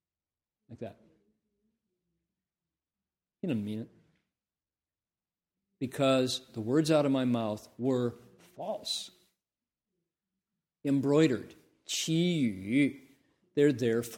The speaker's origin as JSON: {"language": "English", "town": "Toledo", "region": "Ohio", "country": "United States", "tie": "born or raised there", "also_born_or_lived": "Columbus, Ohio", "said": "I came from Toledo, Ohio. I was born in Columbus, Ohio."}